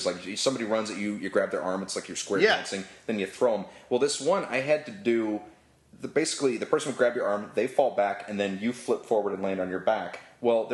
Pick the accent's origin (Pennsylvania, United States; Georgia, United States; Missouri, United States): Pennsylvania, United States; Pittsburgh; moved away as an adult; also born or lived in Cincinnati / Queens, New York City; now in New York City, United States; I grew up in Pittsburgh, like greater Pittsburgh.